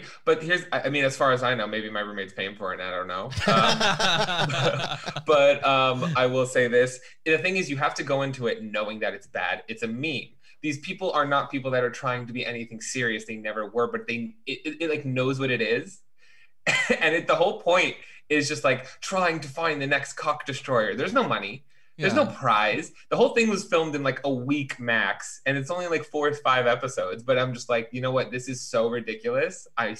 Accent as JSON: {"language": "English", "town": "Chicago", "region": "Illinois", "country": "United States", "said": "Bitch, I'm from Chicago."}